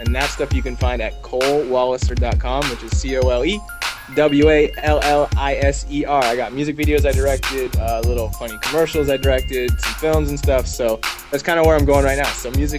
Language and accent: English; Vancouver, British Columbia, Canada; now in Los Angeles, United States; I'm from Vancouver. We grew up in the same hood.